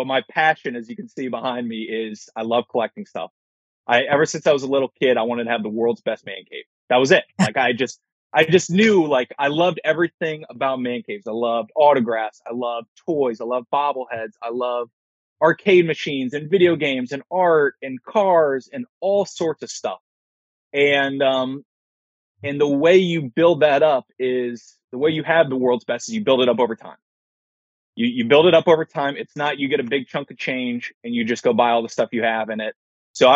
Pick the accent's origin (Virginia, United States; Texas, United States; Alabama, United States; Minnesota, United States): Virginia, United States; Fairfax; moved away as an adult; also born or lived in Washington, D.C.; now in Cleveland, United States; I'm from Washington, D.C., well, Fairfax, Virginia, and lived there for 20 years.